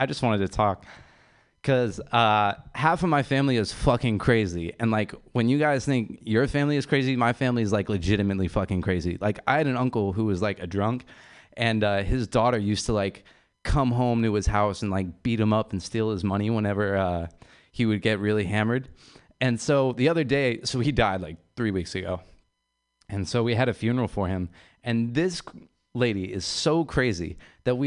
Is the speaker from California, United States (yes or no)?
yes; San Francisco, California, United States; I'm from San Francisco, which is a really beautiful city